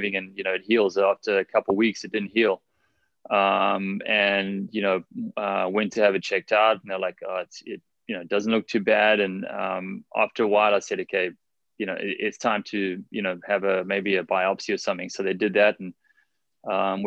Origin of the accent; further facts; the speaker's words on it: South Africa; also born or lived in California; now in Honolulu, United States; growing up in South Africa